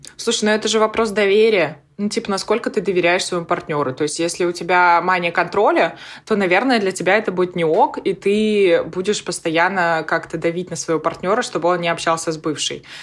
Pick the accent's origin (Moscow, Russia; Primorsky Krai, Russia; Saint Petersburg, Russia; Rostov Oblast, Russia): Primorsky Krai, Russia; Nakhodka; moved away as an adult; я вообще родом из Находки, это на Дальнем Востоке